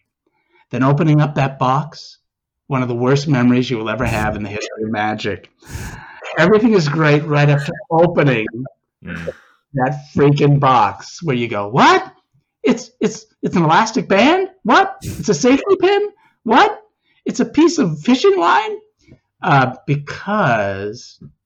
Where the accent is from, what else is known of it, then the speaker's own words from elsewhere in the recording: Newton, Massachusetts, United States; I grew up in the Boston area, Newton, Mass